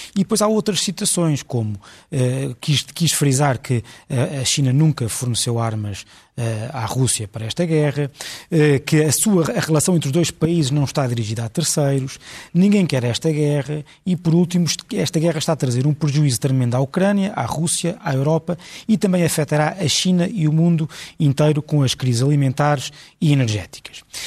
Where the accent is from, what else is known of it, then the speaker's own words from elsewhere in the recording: Portugal; como português